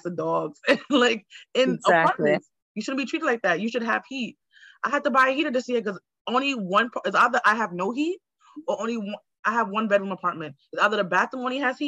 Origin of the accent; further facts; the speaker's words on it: New York City, New York, United States; I grew up in Queens and Laurelton, and they have good water. But my family's from Jamaica